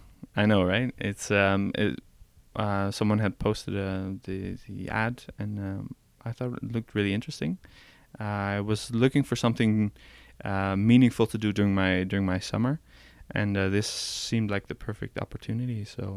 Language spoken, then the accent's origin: English; Netherlands; English is a second language; now in Paris, France; I'm from the Netherlands.